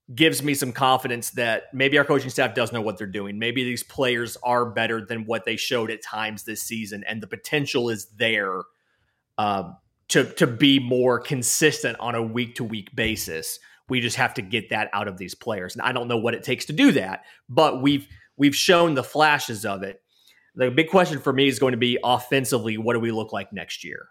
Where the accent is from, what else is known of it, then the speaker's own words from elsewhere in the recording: Valdosta, Georgia, United States; I'm from Valdosta